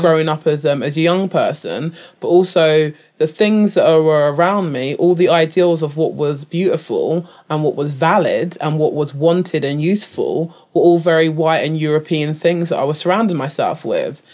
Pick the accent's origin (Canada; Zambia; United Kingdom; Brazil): United Kingdom; England; I'm, like, British-born, British, uh, raised